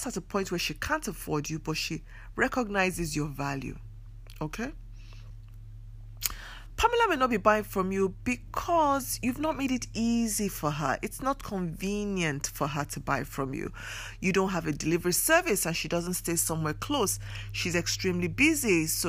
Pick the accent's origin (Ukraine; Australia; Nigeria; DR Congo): Nigeria; I come from Nigeria